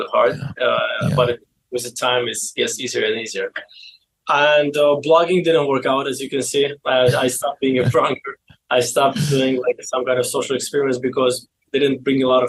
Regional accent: Baku, Azerbaijan; English is a second language; moved away as an adult; now in United States; I was born in Baku, Azerbaijan

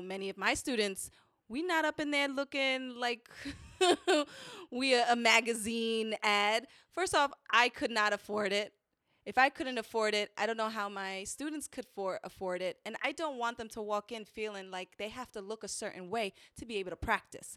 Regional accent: New York City, New York, United States; I'm from the Bronx.

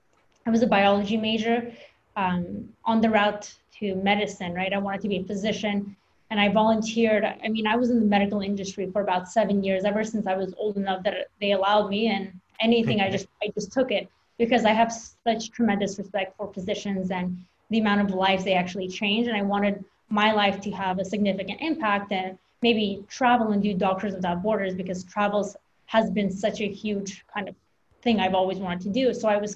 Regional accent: Russia; now in United States; I'm an immigrant from Russia, so I moved here and that mentality, you know, you want to do better because your family overcame so many things.

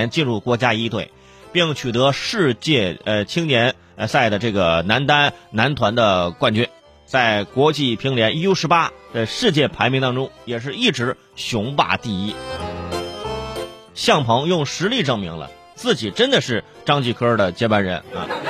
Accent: China; 我们一直说我们的乒乓球很厉害，好像我们中国人只要啊左右颠颠啊。

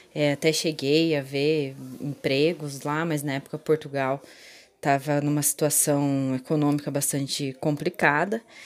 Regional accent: Itatiba, São Paulo, Brazil; eu sou de Itatiba

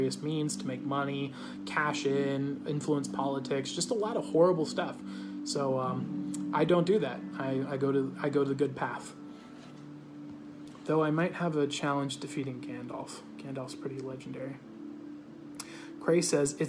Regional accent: United States; I'm American

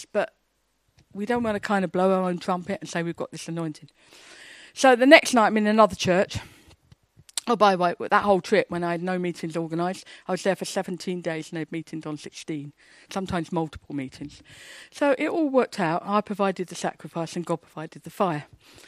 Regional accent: England, United Kingdom; I'm an English, shy, quiet Baptist

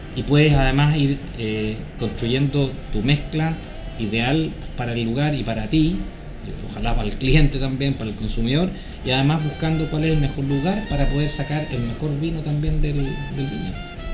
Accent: Santiago, Santiago Metropolitan Region, Chile; nací en Santiago, eh, estudié en Santiago, eh, incluyendo la universidad

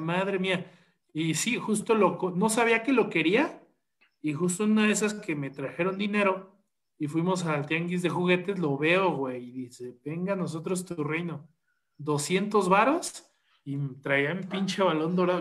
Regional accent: State of Mexico, Mexico; soy morro del Estado de México

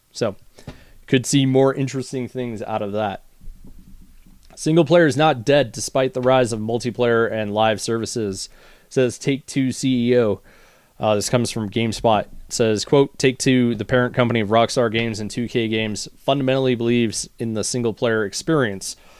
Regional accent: United States; as an American

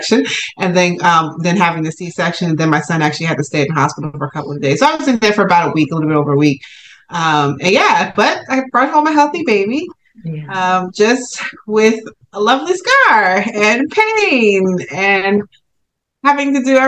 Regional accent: Newark, New Jersey, United States; I'm based in New Jersey, Jersey girl here, born and raised in Newark

